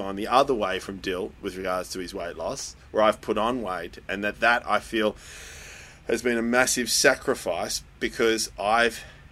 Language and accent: English; Netherlands; moved away; my home country, Holland